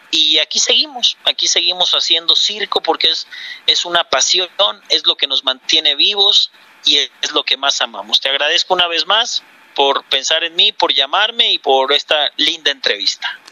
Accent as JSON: {"language": "Spanish", "country": "Mexico", "also_born_or_lived": "Bogotá, Colombia", "moved": "yes", "lives_now": "Colombia", "said": "Yo soy mexicano"}